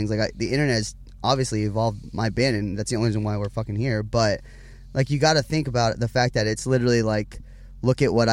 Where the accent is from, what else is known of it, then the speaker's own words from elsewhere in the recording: Huntington Beach, California, United States; born there; also born or lived in Las Vegas; I was born in Huntington Beach, California, um, by my mother and father, obviously.